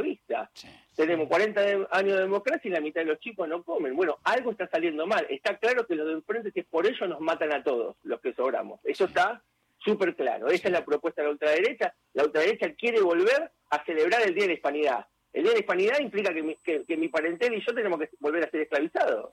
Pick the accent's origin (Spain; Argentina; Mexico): Argentina; yo soy argentino